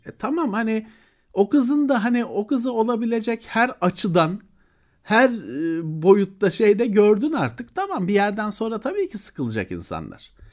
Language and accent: Turkish; Istanbul, Turkey; ben Bakırköylüyüm kardeşim. Bakırköy benim için çok önemli bir yer